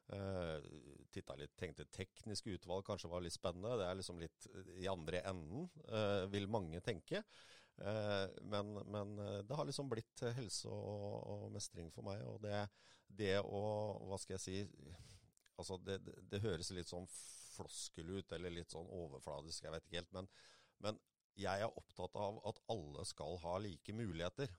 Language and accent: Norwegian; Moss, Østfold, Norway; also born or lived in Jeløya; født og oppvokst på Mosseskogen. bor nå på Jeløya